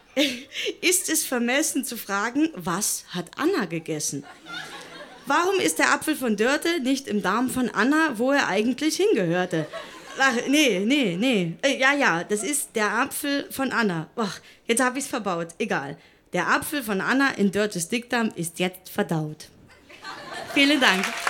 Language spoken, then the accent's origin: German; Thuringia, Germany; moved away as an adult; now in Berlin, Germany; ich komme aus Thüringen